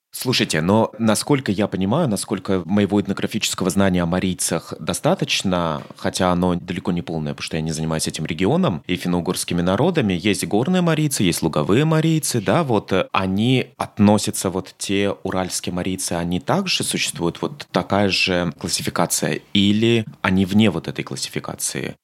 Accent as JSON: {"language": "Russian", "region": "Moscow", "country": "Russia", "said": "я москвич"}